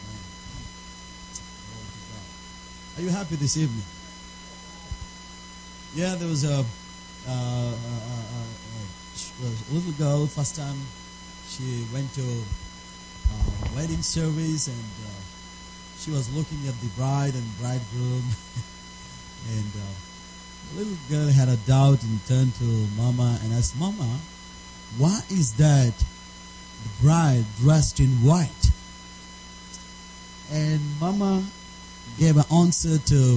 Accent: India; first language Telugu; English is a second language; I come from India

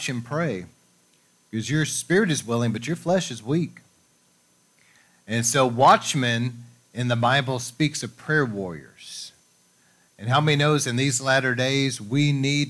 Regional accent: United States; we grew up here in America

